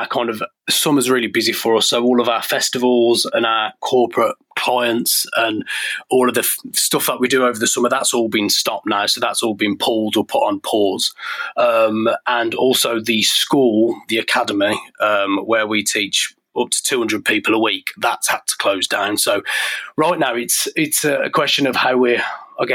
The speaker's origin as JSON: {"language": "English", "town": "Birmingham", "region": "West Midlands", "country": "United Kingdom", "tie": "born or raised there", "moved": "as an adult", "said": "I grew up in Birmingham"}